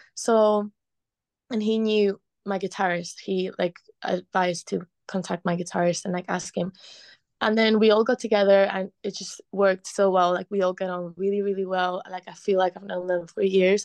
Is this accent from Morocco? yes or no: no; Spain; moved away as an adult; also born or lived in Liverpool, United Kingdom; now in London, United Kingdom; growing up in Spain